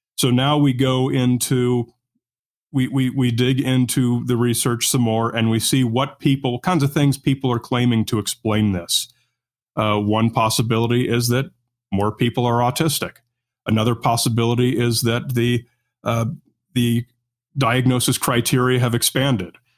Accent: Newport Beach, California, United States; where I grew up was on the beach in the, uh, Newport Beach area, Southern California

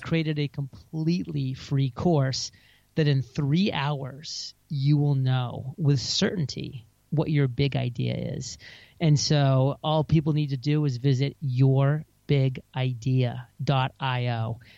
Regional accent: Maine, United States; moved away as an adult; also born or lived in San Diego; now in Puerto Rico; my home state

